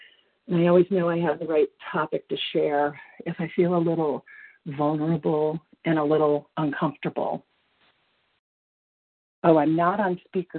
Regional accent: Colorado, United States; I'm from Colorado.

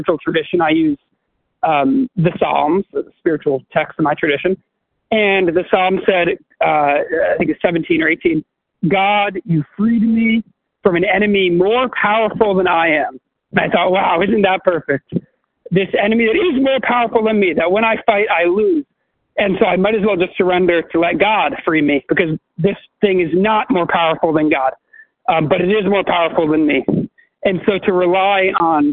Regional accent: New York, United States; I was raised in New York.

